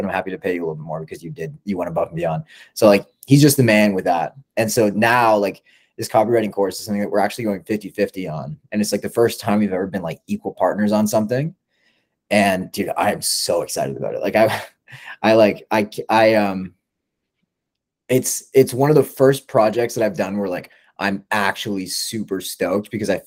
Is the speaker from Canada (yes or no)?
yes; Canada; I'm Canadian.